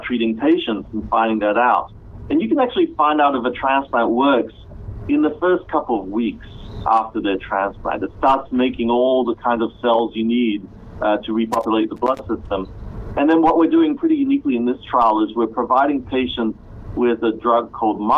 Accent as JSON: {"language": "English", "country": "Australia", "tie": "born or raised there", "also_born_or_lived": "Malaysia / Cambridge, Massachusetts", "moved": "as an adult", "lives_now": "United States", "said": "I was actually born in Malaysia, but grew up in Australia, which kind of explains a bit of my accent"}